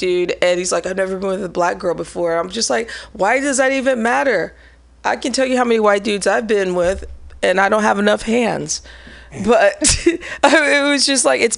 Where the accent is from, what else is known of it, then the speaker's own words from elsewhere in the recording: Midwest, United States; now in San Francisco, United States; growing up in the Midwest